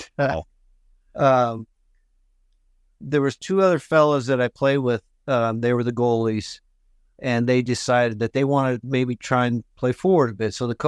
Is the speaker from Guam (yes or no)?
no; Carman, Manitoba, Canada; Carmen, Manitoba.